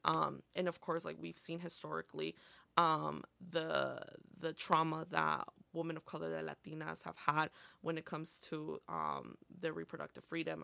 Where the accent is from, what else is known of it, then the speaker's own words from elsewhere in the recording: Montgomery, Illinois, United States; first language Spanish; English is a second language; also born or lived in Aurora, Illinois / Oswego, Illinois; I was basically born and raised in Montgomery